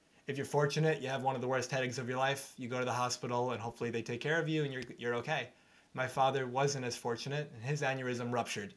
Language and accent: English; New York, United States; also born or lived in Arizona; So I'm from New York. I've been in New York for most of my life, lived in Arizona for 5 years, but New York, most of it.